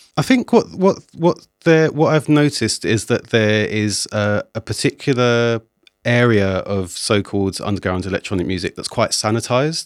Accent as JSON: {"language": "English", "region": "London", "country": "United Kingdom", "said": "I'm from South"}